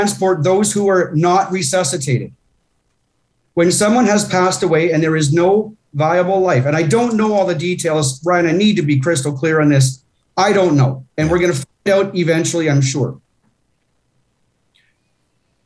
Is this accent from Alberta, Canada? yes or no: yes; Coaldale, Alberta, Canada; my hometown of Coaldale